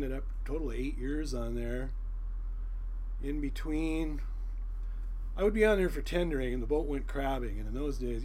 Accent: Seattle, Washington, United States; also born or lived in Windsor, Ontario, Canada; grew up in the mean streets of Ballard

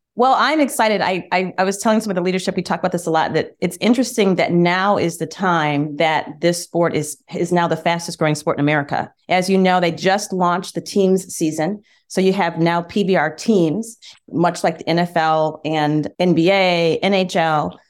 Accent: Michigan, United States; We, we grew up in Michigan, and summers were spent on my grandfather's farm

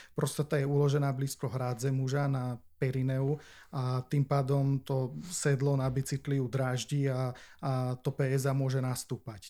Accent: Martin, Žilina Region, Slovakia; also born or lived in Olomouc, Czech Republic; som z Martina, uh-huh. tak e, nechcel som proste študovať e, doma v Martine.

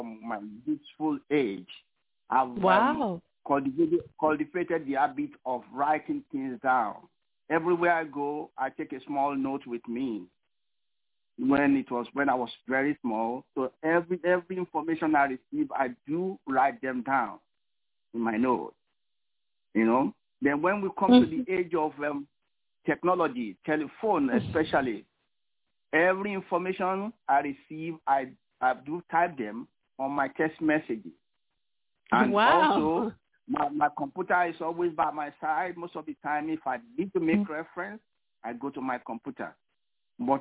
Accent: Lagos, Nigeria; moved away as an adult; also born or lived in California; now in New York, United States; I was born in Lagos, Nigeria, but I moved to New York about 17 years ago

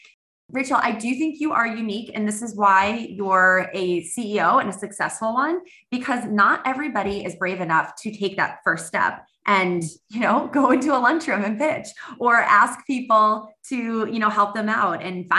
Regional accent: Boston, Massachusetts, United States; now in California, United States; I grew up in Boston. I live in California now, but I had somebody from home that knew a friend of mine

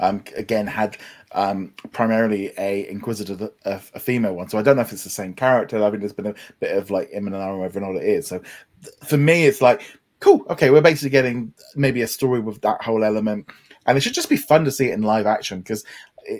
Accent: United Kingdom; being the Brit on here

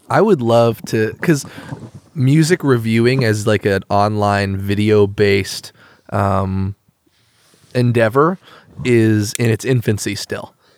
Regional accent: Eugene, Oregon, United States; growing up in Eugene, a very countercultural place

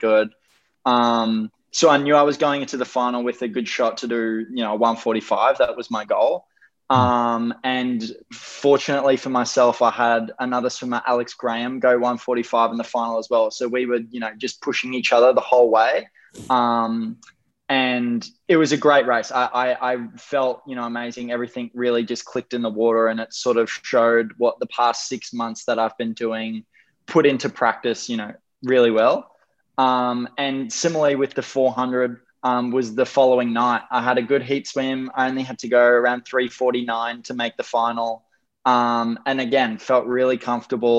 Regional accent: Gold Coast, Queensland, Australia; I was born and bred on the Gold Coast for just over 20 years.

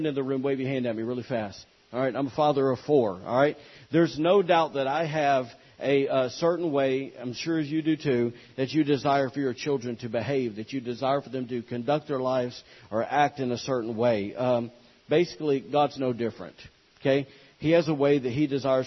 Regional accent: the South, United States; I'm from the South

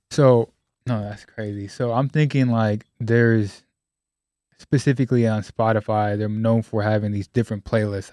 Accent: California, United States; I'm from Cali

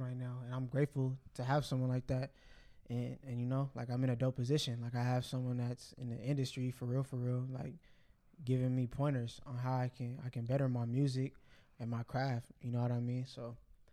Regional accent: Bellflower, California, United States; the area I grew up in Bellflower

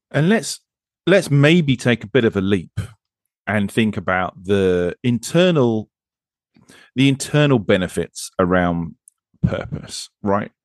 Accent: United Kingdom; I'm British

